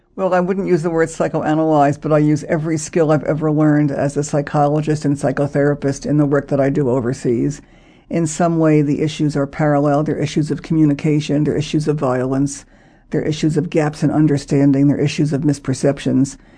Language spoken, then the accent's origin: English; United States; me as an American